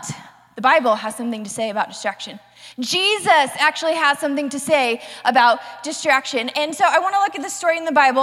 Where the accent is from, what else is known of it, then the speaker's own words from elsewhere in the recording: the South, United States; I was raised in the South.